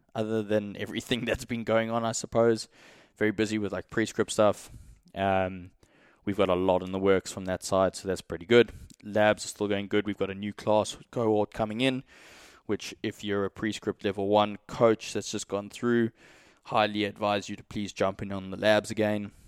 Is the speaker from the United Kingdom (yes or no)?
no; South Africa; moved away; also born or lived in Australia; being from South Africa